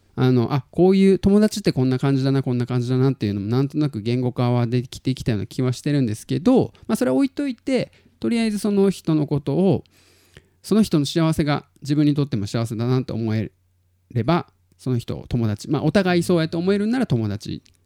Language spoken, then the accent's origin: Japanese; Tottori, Japan; 鳥取生まれギターポップ育ち